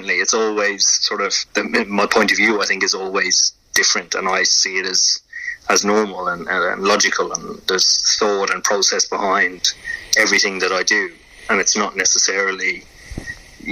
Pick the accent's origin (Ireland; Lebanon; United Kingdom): Ireland; moved away; playing cricket in Ireland was a challenge within itself